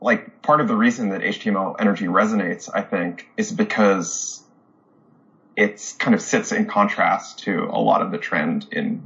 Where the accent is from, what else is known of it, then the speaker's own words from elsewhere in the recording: New Jersey, United States; I grew up in New Jersey, not too far from the lab